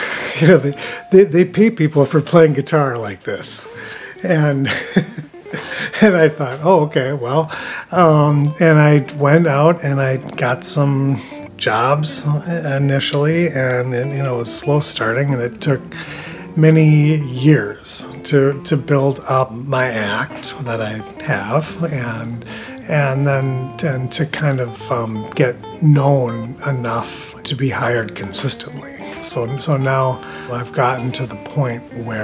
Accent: Rhode Island, United States; also born or lived in New York / St. Paul, Minnesota; now in Grand Portage, United States; I was born in New York and raised in Rhode Island. Moved to St. Paul in 1970. Moved up to Grand Portage here in 2000

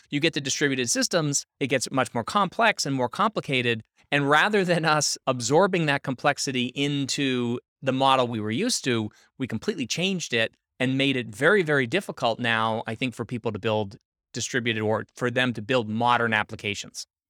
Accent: Northeast United States, United States; I'm from the Northeast, so, um, in, uh, Northeast United States

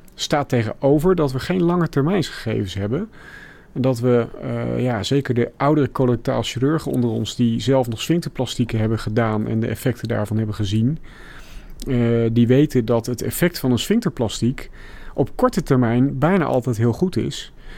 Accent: Middelburg, Zeeland, Netherlands; moved away as an adult; also born or lived in Rotterdam / Delft; ik ben opgegroeid in Zeeland, in Middelburg.

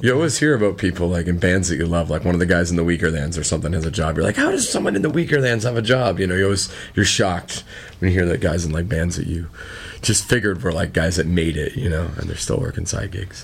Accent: New Brunswick, Canada; we're from New Brunswick

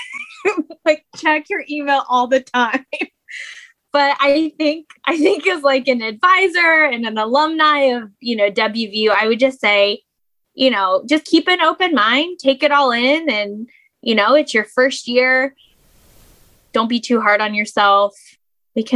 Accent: Morgantown, West Virginia, United States; I am from Morgantown. I have lived here my whole life

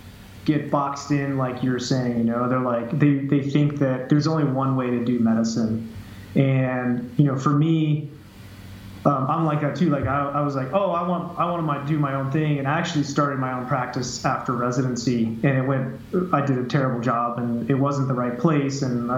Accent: Jackson, Wyoming, United States; now in Florida, United States; So I'm from Jackson, Wyoming.

